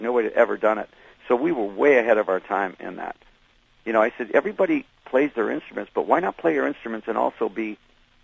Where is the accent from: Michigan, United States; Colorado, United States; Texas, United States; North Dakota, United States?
Michigan, United States; Detroit; I was from Detroit